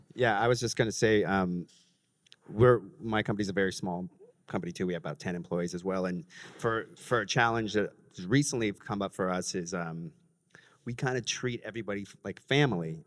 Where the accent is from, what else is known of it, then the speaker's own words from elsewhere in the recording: Los Angeles, California, United States; now in New York City, United States; I'm from Los Angeles